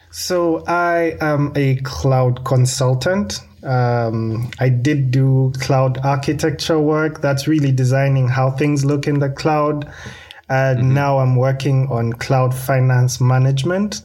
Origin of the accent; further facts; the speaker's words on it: Kampala, Central Region, Uganda; I'm coming from Kampala, Uganda